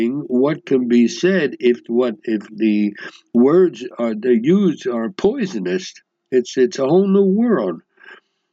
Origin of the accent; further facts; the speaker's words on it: United States; moved away; I grew up in the United States